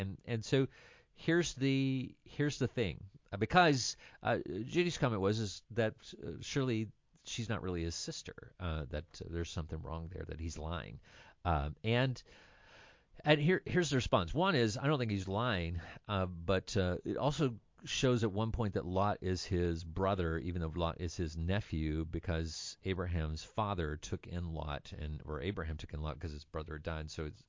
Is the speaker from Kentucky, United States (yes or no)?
yes; Kentucky, United States; I'm from Kentucky.